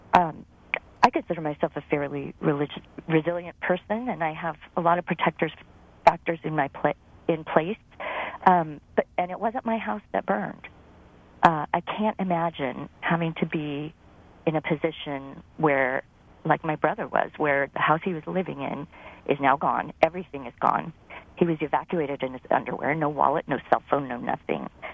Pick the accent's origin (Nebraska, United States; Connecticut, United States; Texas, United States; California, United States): California, United States; Napa; now in Sacramento, United States; I was raised in Napa